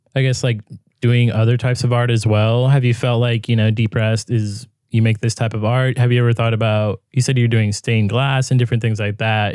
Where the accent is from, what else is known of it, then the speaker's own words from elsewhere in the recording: California, United States; I'm from California